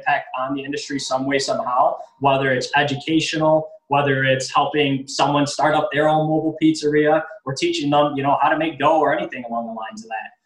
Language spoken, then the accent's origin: English; New York City, New York, United States; now in Rochester, United States; I actually grew up or was born and raised in the South Bronx in New York City